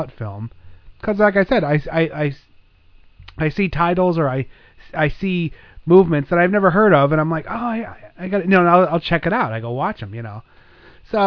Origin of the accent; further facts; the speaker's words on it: United States; I'm American